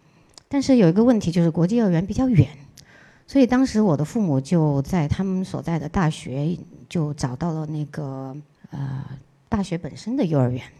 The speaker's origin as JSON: {"language": "Chinese", "country": "China", "also_born_or_lived": "Australia", "said": "毕竟我们还是一个中国人"}